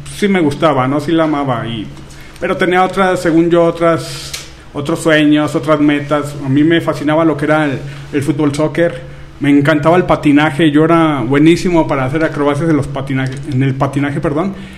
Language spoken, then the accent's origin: Spanish; Durango, Mexico; yo soy de aquí de Durango, Durango.